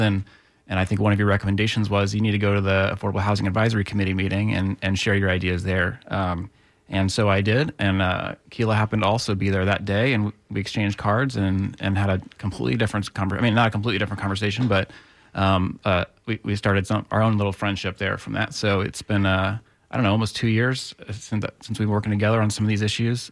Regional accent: Tampa, Florida, United States; also born or lived in Gainesville; I grew up in the Tampa area.

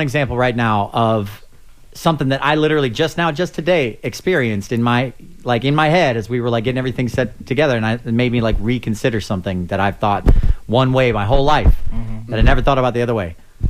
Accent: St. Louis, Missouri, United States; I grew up in St. Louis

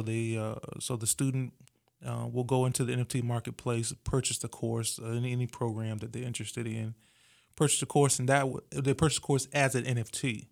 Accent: Virginia Beach, Virginia, United States; I'm originally from Virginia Beach, Virginia

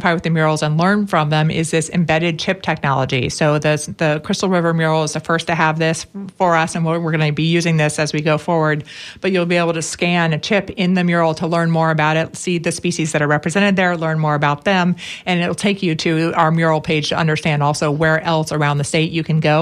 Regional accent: Pinellas County, Florida, United States; I'm born and raised in Pinellas County, too. I live in St. Pete now.

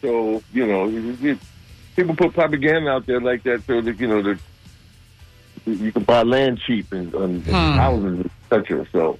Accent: New York City, New York, United States; also born or lived in Harlem / Queens; I was born in the Bronx.

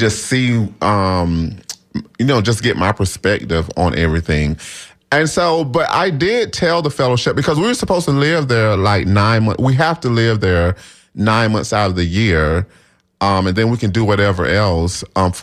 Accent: Groveland, Florida, United States; I grew up in Stuckey, Florida, which is a part of Groveland, Florida

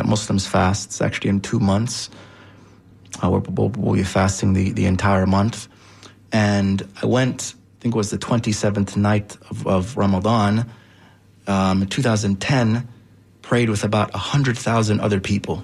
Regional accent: South Florida, United States; I was raised in South Florida

